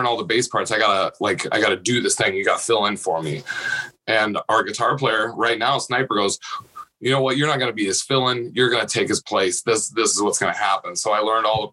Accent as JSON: {"language": "English", "region": "Nebraska", "country": "United States", "tie": "born or raised there", "said": "I grew up in a smaller town in Nebraska"}